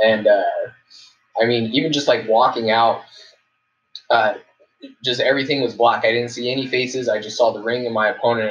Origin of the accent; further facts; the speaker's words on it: New Mexico, United States; moved away; when I was living in New Mexico